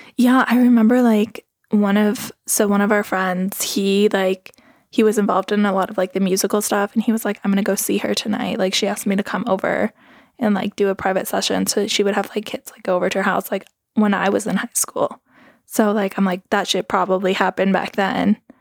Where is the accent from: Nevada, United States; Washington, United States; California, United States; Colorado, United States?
Colorado, United States; Carbondale; accent: Valley; moved away; I'm originally from Carbondale. even Carbondale is, like, not really where I live. I live in Missouri Heights